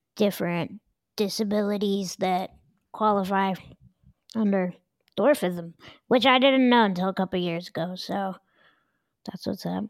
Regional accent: Denver, Colorado, United States; born or raised there

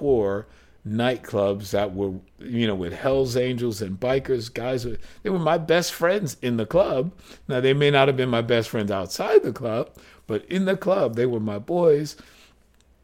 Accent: New York City, New York, United States; not only did my parents have tons of gay friends, but I'm from Greenwich Village

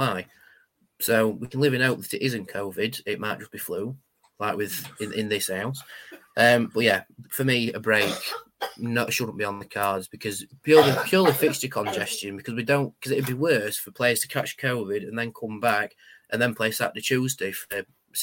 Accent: United Kingdom; we're the British

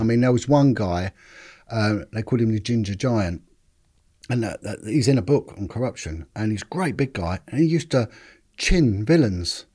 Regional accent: London, United Kingdom; I'm originally from Paddington, in, uh, sort of just central London, just outside

